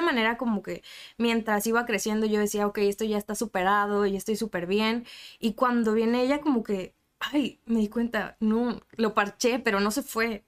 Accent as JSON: {"language": "Spanish", "region": "Mexico City", "country": "Mexico", "moved": "yes", "lives_now": "Tijuana, Mexico", "said": "Yo soy de la Ciudad de México"}